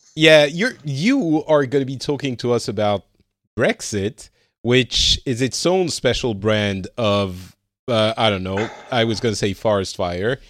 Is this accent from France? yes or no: yes; France; now in Finland; i'm currently living in finland but I'm originally from France